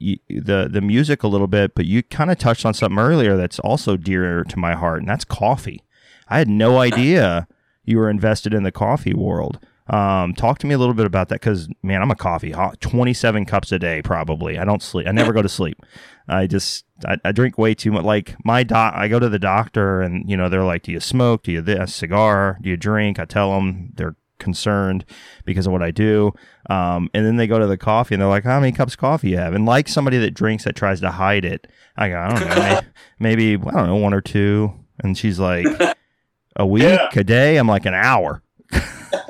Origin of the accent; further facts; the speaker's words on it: United States; also born or lived in Texas / Oklahoma; I grew up, I'm originally from Texas and Oklahoma.